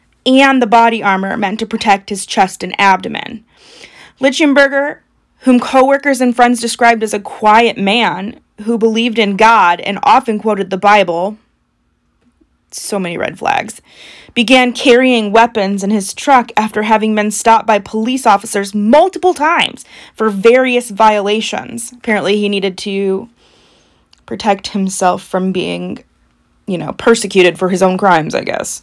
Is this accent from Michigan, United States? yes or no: no; Indiana, United States; we are from Indiana